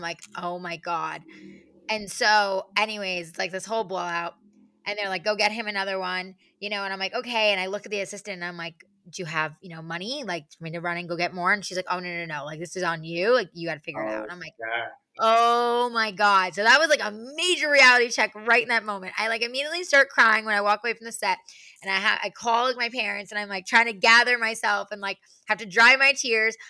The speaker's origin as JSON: {"language": "English", "region": "New York", "country": "United States", "also_born_or_lived": "Arizona", "moved": "as an adult", "said": "I'm originally from New York"}